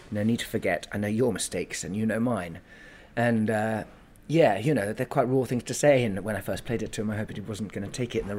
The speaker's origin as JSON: {"language": "English", "country": "United Kingdom", "said": "we're British men, ex-army, both of us"}